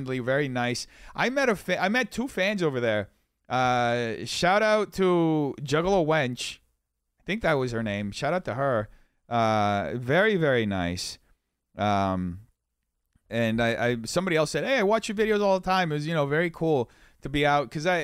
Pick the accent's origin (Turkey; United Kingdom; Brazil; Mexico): Brazil; also born or lived in New York; now in Los Angeles, United States; I didn't grow up in America. I grew up in Brazil.